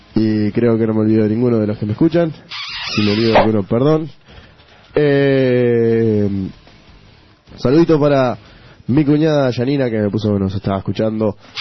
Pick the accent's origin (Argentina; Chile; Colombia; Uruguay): Uruguay; todos tenemos un sello uruguayo